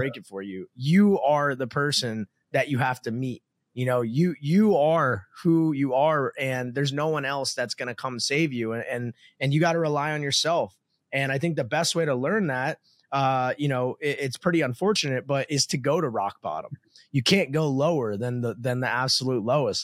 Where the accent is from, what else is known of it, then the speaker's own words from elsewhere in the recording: New Jersey, United States; moved away as an adult; now in Miami, United States; I grew up in New Jersey to a middle class family